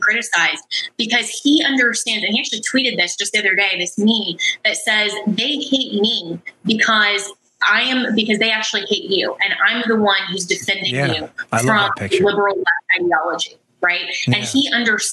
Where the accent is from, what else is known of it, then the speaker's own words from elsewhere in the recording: Colorado, United States; I come from Colorado